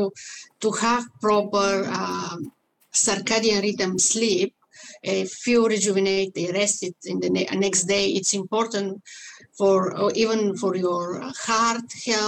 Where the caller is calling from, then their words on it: Vancouver, British Columbia, Canada; I'm located in Vancouver, Canada, in BC, British Columbia.